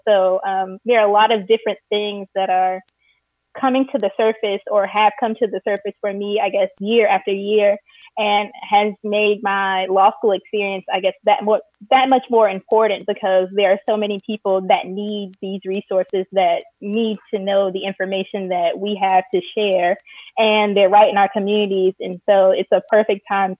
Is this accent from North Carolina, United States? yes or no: yes; Raleigh, North Carolina, United States; I grew up in Raleigh